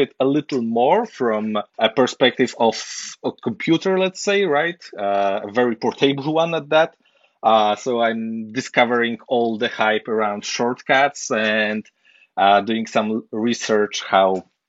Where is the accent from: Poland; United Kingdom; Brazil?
Poland; I'm from Poland